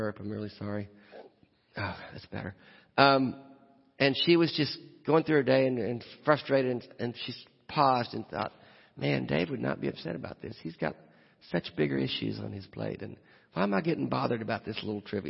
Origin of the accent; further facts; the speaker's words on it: Nashville, Tennessee, United States; I'm from Nashville